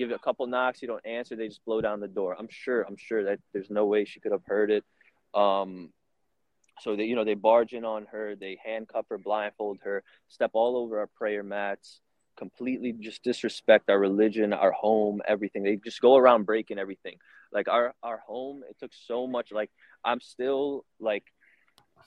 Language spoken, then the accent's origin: English; New Orleans, Louisiana, United States; I'm from New Orleans. We're born and raised